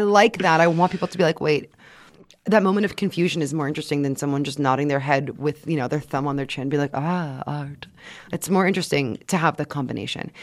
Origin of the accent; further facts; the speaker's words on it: Quebec, Canada; moved away; also born or lived in United States; the images that we grew up in, in Quebec especially